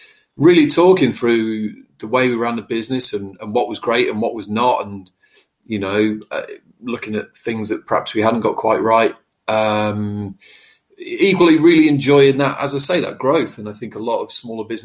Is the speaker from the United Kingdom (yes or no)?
yes; Staffordshire, West Midlands, United Kingdom; also born or lived in Whitchurch, Shropshire; I started out in my little village where I grew up in Staffordshire